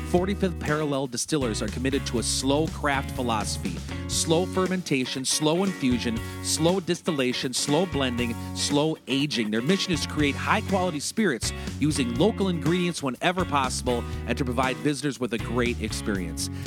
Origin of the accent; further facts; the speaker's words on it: St. Croix Falls, Wisconsin, United States; I was born in St. Croix Falls